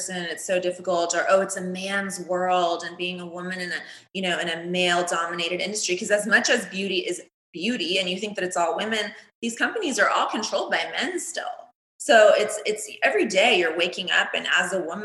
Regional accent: Cocoa Beach, Florida, United States; also born or lived in New York; now in Los Angeles, United States; When I was little, I grew up in Cocoa Beach, Florida, super sunny, hot all the time

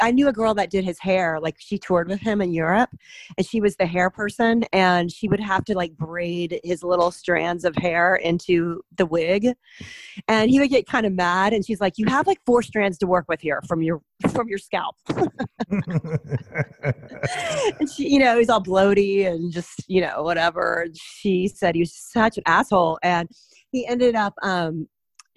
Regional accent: Texas, United States; I'm from Texas

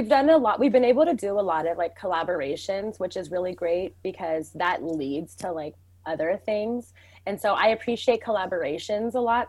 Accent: Mountlake Terrace, Washington, United States; who's going to know Mount Lake Terrace if you say that? I'm from Mount Lake Terrace.

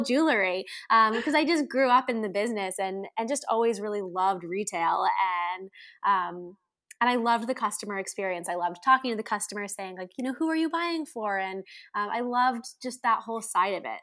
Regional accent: Andover, Massachusetts, United States; grew up in Andover, Massachusetts, right outside of Boston

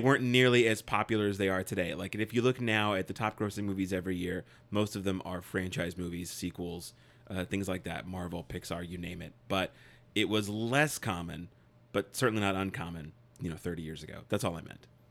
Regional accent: United States; I'm an American

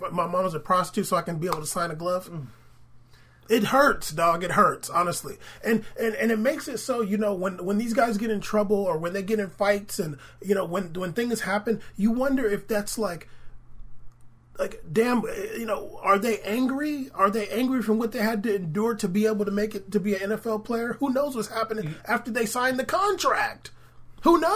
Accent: San Diego, California, United States; I grew up in San Diego

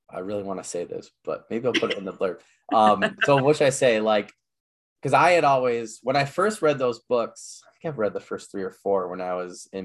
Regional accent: Midwest, United States; I'm from the Midwest

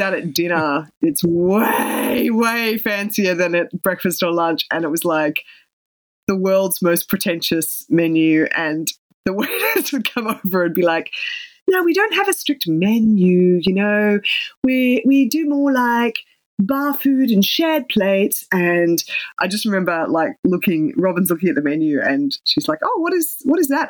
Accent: Canberra, Australian Capital Territory, Australia; my hometown in Canberra

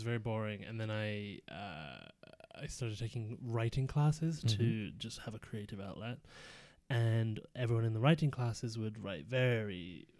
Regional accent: England, United Kingdom; moved away; Well, so my, I'm from England originally.

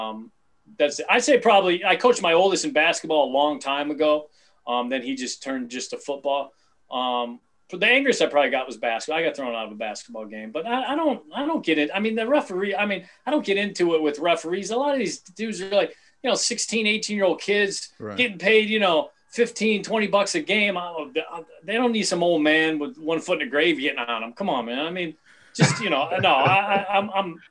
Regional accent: Cleveland, Ohio, United States; also born or lived in Strongsville, Ohio; growing up in Cleveland, football, I was a football and a wrestler

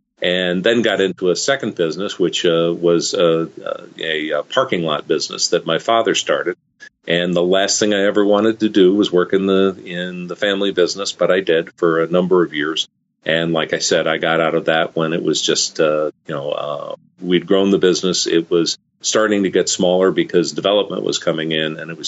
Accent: Arlington, Virginia, United States; Arlington, Virginia, which was my hometown

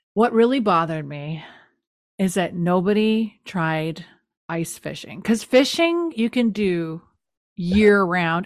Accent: the Maritimes, Canada; I'm from the Maritimes

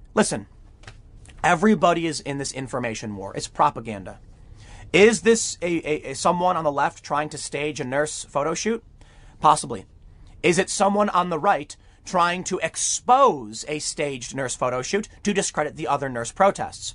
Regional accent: Chicago, Illinois, United States; moved away; also born or lived in New York City, New York; I grew up in Chicago

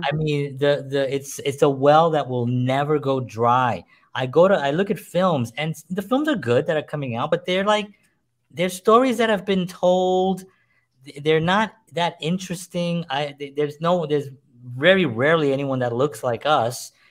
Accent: New York City, New York, United States; I grew up in the South Bronx, grew up poor

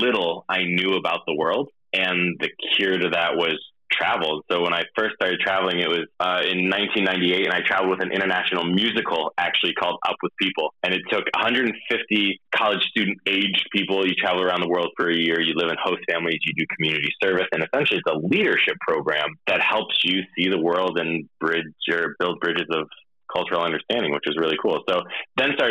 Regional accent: Jamestown, New York, United States; moved away as an adult; also born or lived in Belgium; grew up in Jamestown, New York

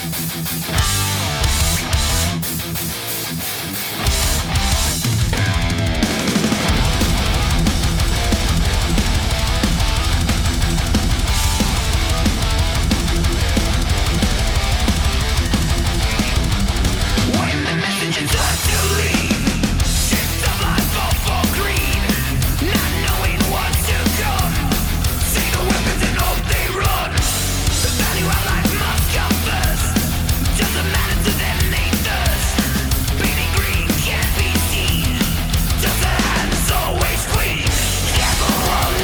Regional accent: Broad Brook, Connecticut, United States; born or raised there

